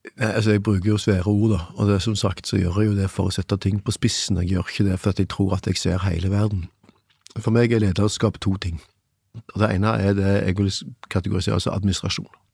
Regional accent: Stavanger, Vestlandet, Norway; moved away; jeg vokste opp på Vestlandet med en skamkultur rundt meg

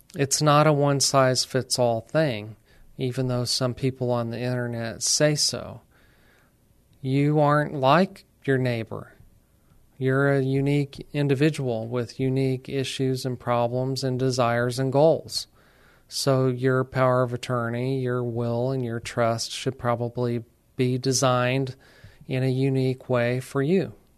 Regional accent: Alamogordo, New Mexico, United States; moved away as an adult; now in San Antonio, United States; we decided to stay here instead of returning to our hometown in New Mexico.

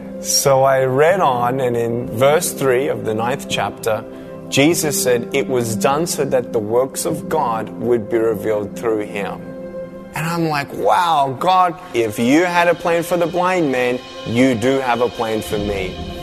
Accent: Melbourne, Victoria, Australia; I was born in Melbourne, Australia, 1982.

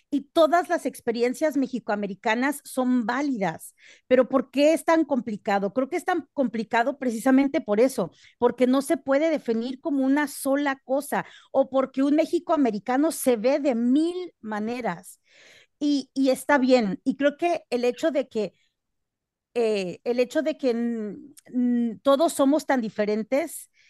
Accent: Perth Amboy, New Jersey, United States; now in Texas, United States; Nosotros nacimos y crecimos en Nueva Jersey y crecimos eh, eh, y nacimos y crecimos en Nueva Jersey en una época donde casi no había mexicanos.

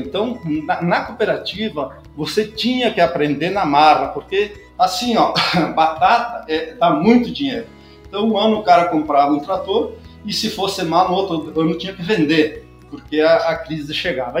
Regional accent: Protásio Alves, Rio Grande do Sul, Brazil; moved away; also born or lived in Nova Prata; eu sou natural de Nova Prata, na verdade, porque era distrito. Então, sou de Protásio Alves

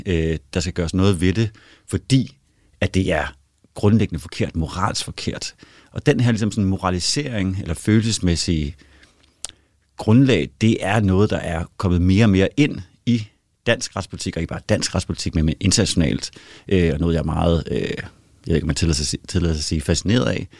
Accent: Denmark; now in Sweden; jeg er jo en dansker i Sverige og en svensker i Danmark

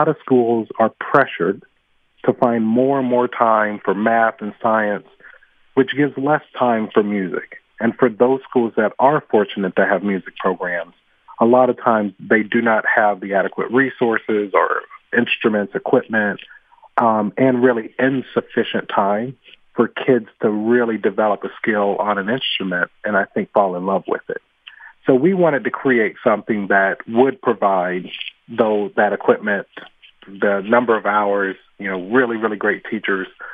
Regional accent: Atlanta, Georgia, United States; moved away as an adult; now in Philadelphia, United States; growing up in Atlanta

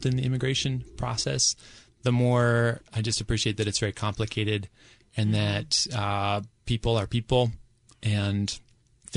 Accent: Pittsburgh, Pennsylvania, United States; moved away as an adult; back in Pittsburgh, which is my hometown

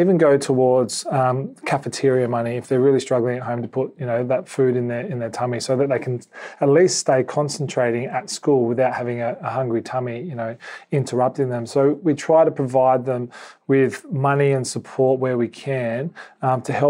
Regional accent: South Australia, Australia; now in Sydney, Australia; we're both from South Australia. We came to Sydney.

